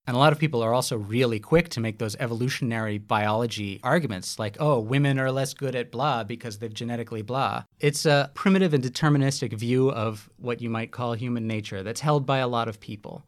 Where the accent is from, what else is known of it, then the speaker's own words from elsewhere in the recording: New York City, New York, United States; moved away as an adult; now in Australia; having grown up on the East Coast, I'm from New York City